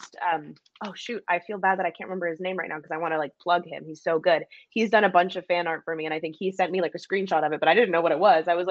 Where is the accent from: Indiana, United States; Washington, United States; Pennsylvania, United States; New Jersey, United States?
Washington, United States; Seattle; moved away; also born or lived in Alaska / Florida; I grew up in Seattle